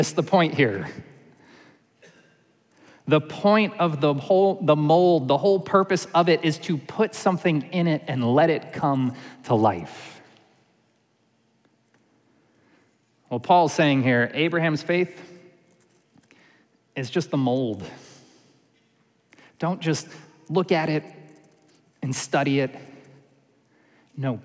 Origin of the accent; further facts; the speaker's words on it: New York, United States; moved away; I grew up in New York